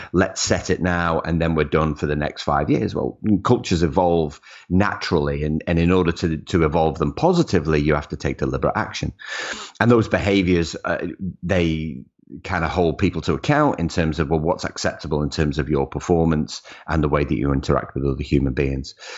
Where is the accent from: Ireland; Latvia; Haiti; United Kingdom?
United Kingdom; Liverpool, North West England; Grew up in Liverpool. Liverpool was home.